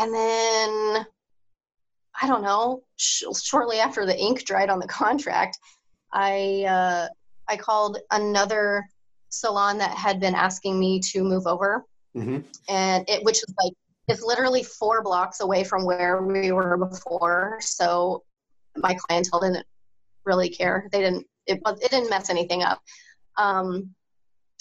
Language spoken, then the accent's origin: English; Topeka, Kansas, United States; also born or lived in St. Louis, Missouri; So I moved back at some point to my hometown and did some spray tanning here and there